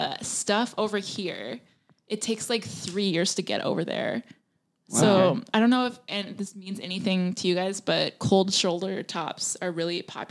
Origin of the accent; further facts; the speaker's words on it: Nanaimo, British Columbia, Canada; No, every time I say I'm from Nanaimo, everyone says like, oh, I drove through it.